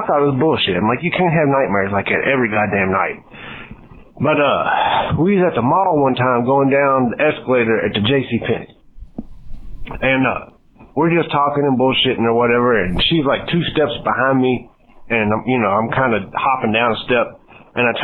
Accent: Kentucky, United States; I'm from Kentucky

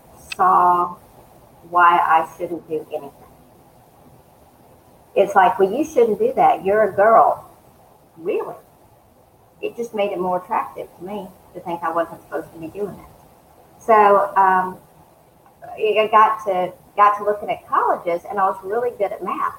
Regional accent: Eastman, Georgia, United States; also born or lived in Northern California / Warner Robins, Georgia; I grew up in South Georgia, Middle Georgia, East, which is a small town in Central Georgia, Dodge County

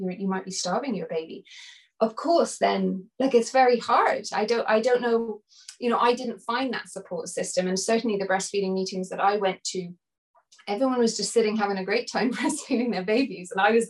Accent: India; also born or lived in Nepal; growing up in India and Nepal and seeing women carry their babies all the time in Africa and they never put them down

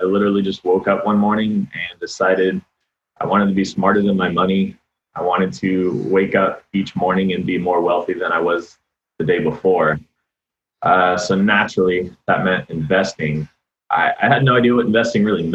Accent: Austin, Texas, United States; also born or lived in Arlington, Texas; I was born in Arlington, Texas. So. Kind of the Dallas-Fort Worth area. Moved here when I was 3, and I've loved it ever since.

